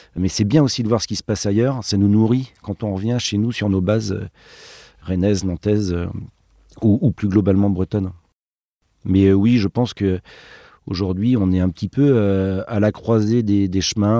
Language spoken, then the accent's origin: French; Brittany, France; nous on vient de Bretagne